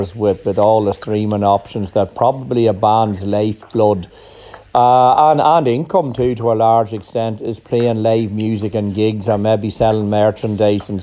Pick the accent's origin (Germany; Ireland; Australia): Ireland; Monaghan; here in my hometown